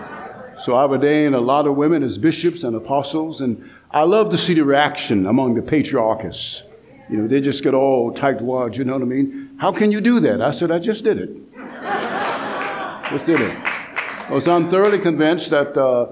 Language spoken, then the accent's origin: English; Atlanta, Georgia, United States; I come from the South, Atlanta, Georgia.